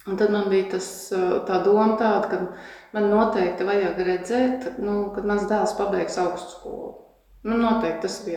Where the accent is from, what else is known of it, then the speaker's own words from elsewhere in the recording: Kurzeme, Latvia; Tipisks kurzemnieks un ļoti sīksts.